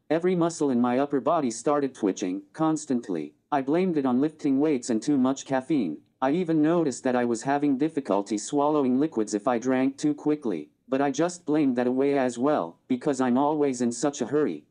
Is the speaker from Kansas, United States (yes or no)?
yes; Lawrence, Kansas, United States; moved away as an adult; also born or lived in Saint Louis; I grew up in Lawrence, pretty normal childhood